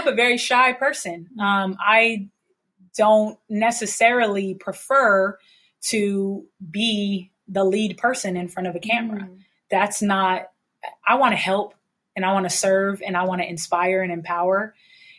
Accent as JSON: {"language": "English", "town": "San Diego", "region": "California", "country": "United States", "tie": "born or raised there", "said": "I've grown up, born and raised in San Diego."}